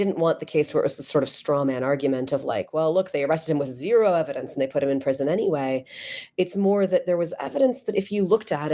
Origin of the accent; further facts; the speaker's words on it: Chicago, Illinois, United States; I'm from Chicago.